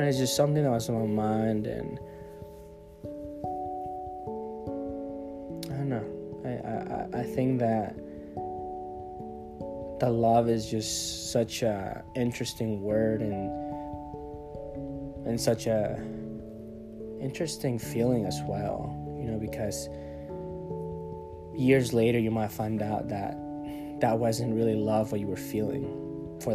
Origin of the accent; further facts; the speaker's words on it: Monterrey, Nuevo León, Mexico; now in United States; I was born in Monterrey, Mexico